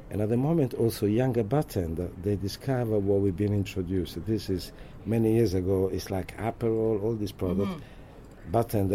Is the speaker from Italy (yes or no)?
yes; Italy; accent: Italian; English is a second language; now in London, United Kingdom